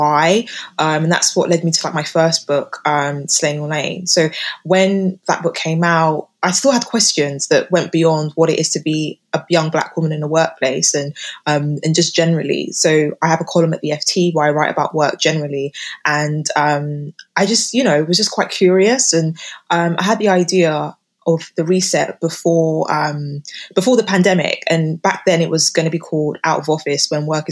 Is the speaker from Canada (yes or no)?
no; United Kingdom; living and growing up in Britain